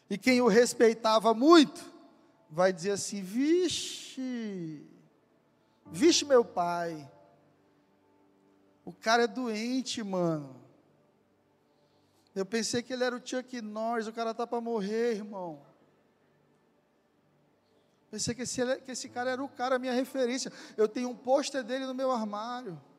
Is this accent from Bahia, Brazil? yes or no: no; Ceará, Brazil; Eu sou cearense, eu estou do lado de Geri.